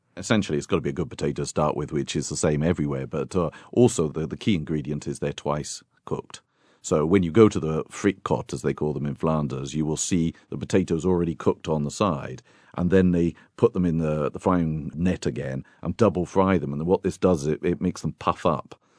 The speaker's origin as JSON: {"language": "English", "country": "United Kingdom", "said": "I'm a Brit"}